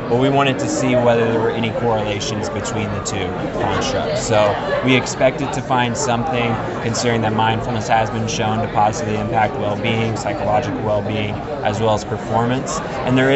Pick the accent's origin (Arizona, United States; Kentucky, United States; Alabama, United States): Kentucky, United States; Louisville; moved away; also born or lived in West Virginia; I'm originally from Louisville, Kentucky.